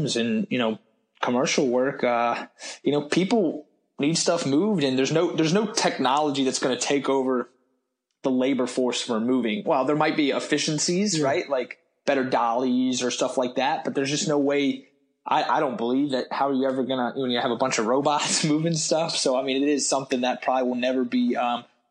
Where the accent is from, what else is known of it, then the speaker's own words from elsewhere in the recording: Richmond, Virginia, United States; I grew up in Richmond, Virginia, just an hour and 15 from Charlottesville